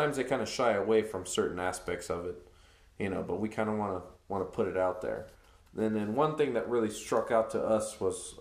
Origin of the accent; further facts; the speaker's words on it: Arizona, United States; also born or lived in California; I'll always claim Arizona because that's where I learned and grew